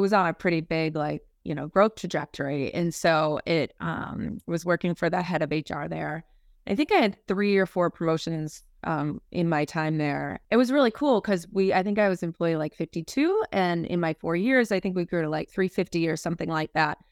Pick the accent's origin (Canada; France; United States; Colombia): United States; Minnesota; moved away as an adult; now in Boston, United States; I am a, uh, born and raised in Minnesota girl. Uh, so, you know, Midwestern at my core, I moved out to Boston about, uh, seventeen years ago